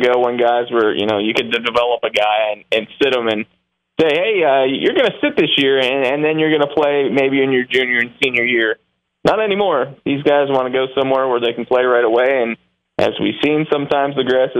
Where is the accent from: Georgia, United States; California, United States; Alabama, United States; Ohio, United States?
Ohio, United States; Toledo; my hometown, where I was born, Toledo